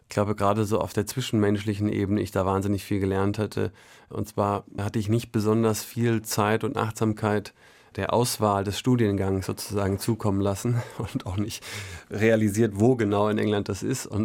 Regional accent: Madlitz, Brandenburg, Germany; Somit ist Madels ehrlicherweise, auch wenn ich da nicht geboren bin, ist halt meine Heimat und ähm, war auch so die einzige Konstante, die eigentlich über die verschiedenen Etappen meines Lebens immer da war.

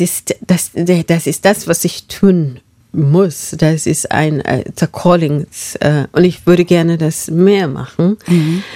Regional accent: Marlal, northern Kenya, Kenya; German is a second language; moved away; Ich bin in Marlal aufgewachsen. Und das ist ein Dorf in Nordkenia.

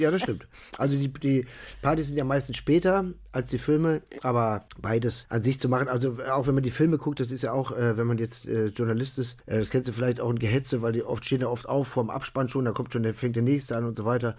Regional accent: Ruhr area, North Rhine-Westphalia, Germany; also born or lived in Berlin; now in Cologne, Germany; weil ich bin ja aus dem Ruhrgebiet

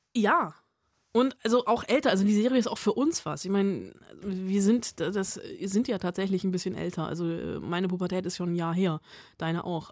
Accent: Germany; bei uns in Deutschland

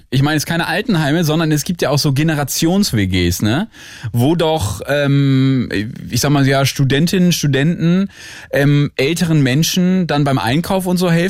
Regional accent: Celle, Lower Saxony, Germany; born there; Äh, gebürtiger Niedersachsen.

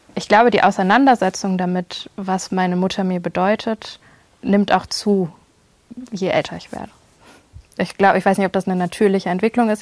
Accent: Germany; ich eigentlich in einer relativ heilen Welt aufgewachsen bin in Deutschland

